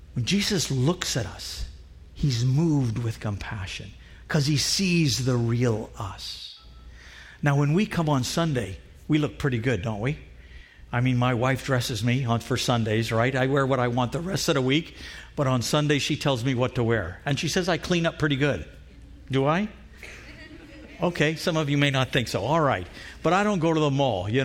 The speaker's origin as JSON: {"language": "English", "country": "Trinidad & Tobago", "tie": "born or raised there", "moved": "yes", "said": "Where I grew up in Trinidad"}